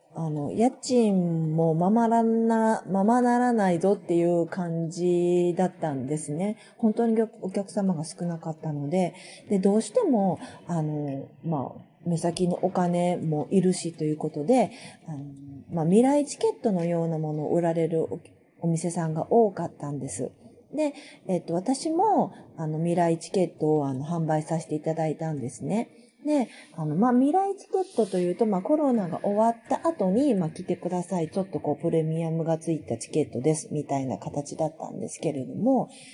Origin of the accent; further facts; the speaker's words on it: Kyushu, Japan; now in Itami, Japan; 九州出身